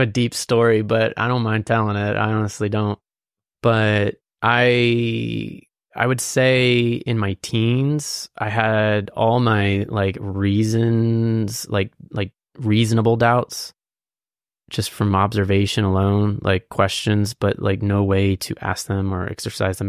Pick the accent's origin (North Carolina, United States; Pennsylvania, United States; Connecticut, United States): Pennsylvania, United States; Lititz; also born or lived in Quarryville, Pennsylvania / Lancaster, Pennsylvania; I was born in Lidit, or Lancaster, but I was raised in, like, Lidit, and then I moved to Quarryville